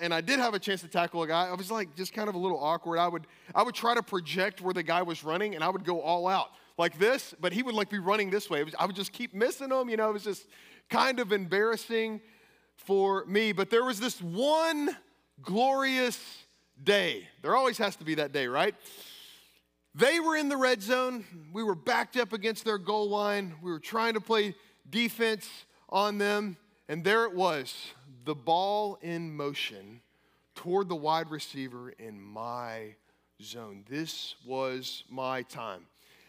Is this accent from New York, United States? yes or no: no; Kentucky, United States; I came from Kentucky.